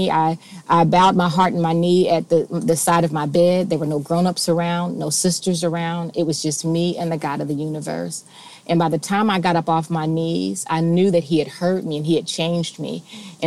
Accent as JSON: {"language": "English", "town": "Cincinnati", "region": "Ohio", "country": "United States", "tie": "born or raised there", "said": "I was born and raised in Cincinnati"}